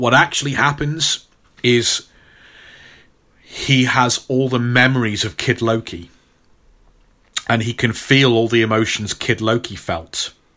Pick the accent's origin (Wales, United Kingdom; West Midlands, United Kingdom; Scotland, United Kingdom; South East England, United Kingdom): West Midlands, United Kingdom; Stafford; my hometown, uh, here, Stafford